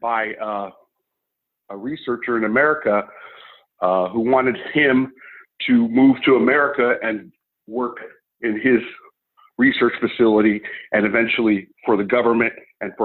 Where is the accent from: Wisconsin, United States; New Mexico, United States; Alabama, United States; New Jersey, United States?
New Mexico, United States; Albuquerque; moved away as an adult; also born or lived in Northern California; I consider Albuquerque my hometown